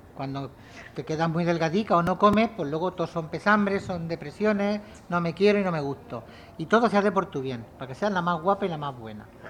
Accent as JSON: {"language": "Spanish", "town": "Lumbreras", "country": "Spain", "tie": "born or raised there", "moved": "yes", "said": "Lumbreras, que es mi pueblo"}